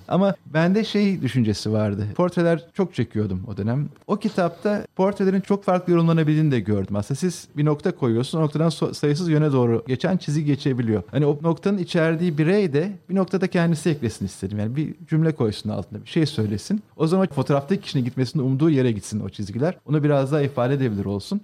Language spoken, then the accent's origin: Turkish; Istanbul, Turkey; Şehirin içinde doğup büyüdük. Ben yani İstanbullu birisiyim.